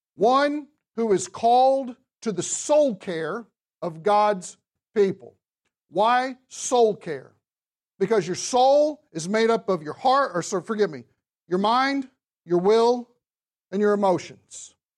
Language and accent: English; the South, United States; I'm from the South